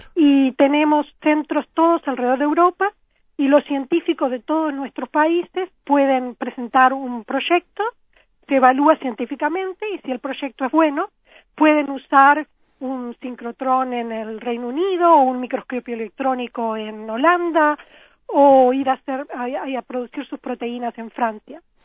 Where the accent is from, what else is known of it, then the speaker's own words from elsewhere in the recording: Florida, Uruguay; moved away as an adult; also born or lived in Montevideo, Uruguay / Boston, United States; now in Oxford, United Kingdom; yo nací, nací en Florida eh, y viví mis primeros 12 años en Florida cuando me, nos mudamos a Montevideo